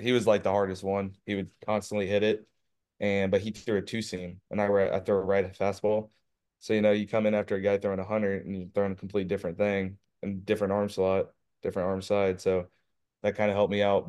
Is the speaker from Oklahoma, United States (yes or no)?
yes; Owasso, Oklahoma, United States; So I'm from Owasokowoma. It's a, it's a six A school, which is the biggest in Oklahoma. six A is. And, uh, yeah, I was born and raised there pretty much